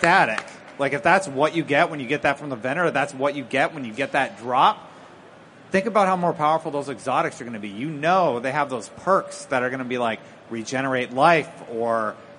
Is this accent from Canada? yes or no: yes; Canada; I'm from Canada.